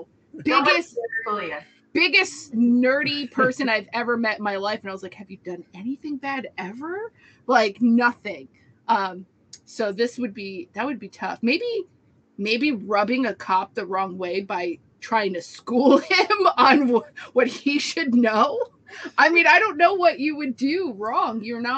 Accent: New Jersey, United States; I'll admit I'm from New Jersey. Yeah. I'm not going to apologize.

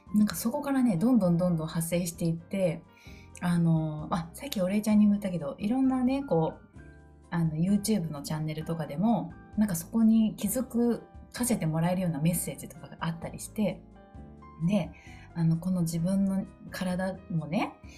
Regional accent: Kan'onji, Kagawa, Japan; moved away; 私は香川県観音寺市に生まれて観音寺市の魚屋さんのおじいちゃんとあの水戸用のあの農家のおじいちゃんおばあちゃんのところですごい自然の恵みを豊かに育ってうん、育ててもらった

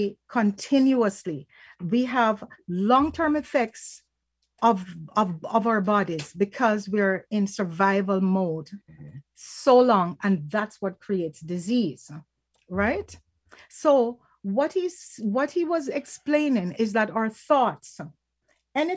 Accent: Falmouth, Trelawny, Jamaica; now in Canada; we hail from Falmouth in Jamaica, and our families go way back

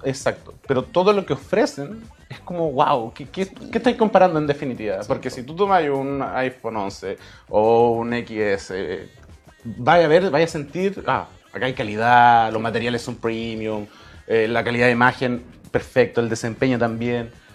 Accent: Talagante, Santiago Metropolitan Region, Chile; also born or lived in Temuco; Yo nací en Temuco, ah. pero toda la vida fue en Talagante.

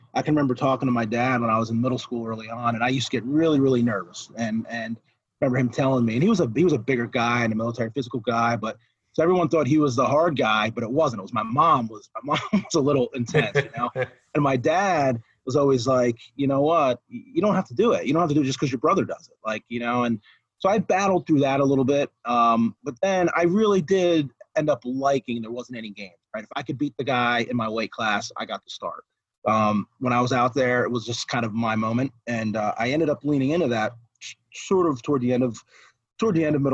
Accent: New Jersey, United States; moved away; also born or lived in Clarion, Pennsylvania; So where I grew up in Jersey was actually in, I grew up on the coast.

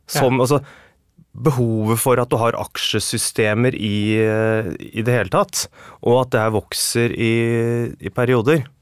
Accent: Oslo, Norway; Jeg vokste opp på Nordberg.

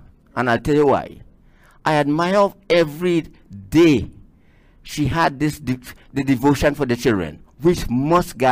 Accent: Rio Claro, Trinidad & Tobago; originally I am from the southeast of the island. Right. Rio Claro to be exact

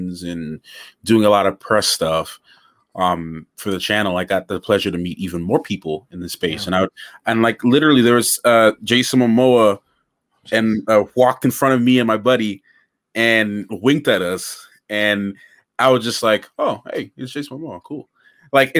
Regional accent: Grenada; I was born in Grenada

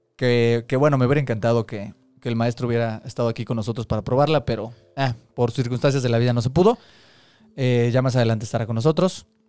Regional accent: Mexico City, Mexico; Somos tres amigos chilangos

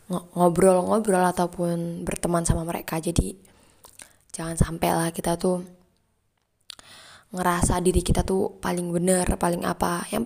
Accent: Tuban, East Java, Indonesia; karena culture-nya itu dari aku Jawa Timur ya walaupun sama Jawa Timur aku dari Tuban teman aku banyakkan dari Surabaya

